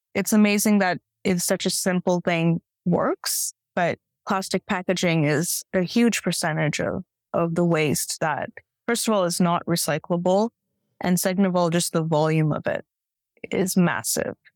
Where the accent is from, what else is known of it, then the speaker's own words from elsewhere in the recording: Bay Area, California, United States; also born or lived in India / San Francisco; I'm from the Bay Area originally, so I was in San Francisco for many years